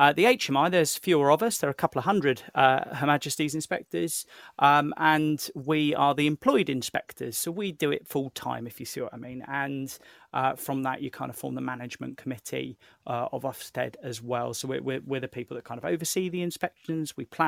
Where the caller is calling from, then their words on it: New Forest, South East England, United Kingdom; And I'm dialing in from the New Forest today where it is sweltering.